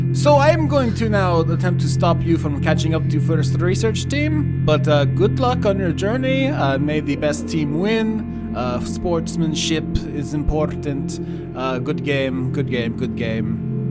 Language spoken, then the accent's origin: English; Florida, United States; growing up in Florida